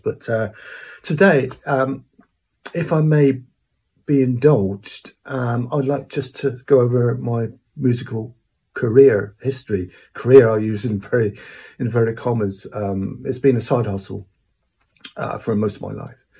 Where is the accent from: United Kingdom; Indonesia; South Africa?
United Kingdom; Cornwall, South West England; I was born around the Snort area in Cornwall.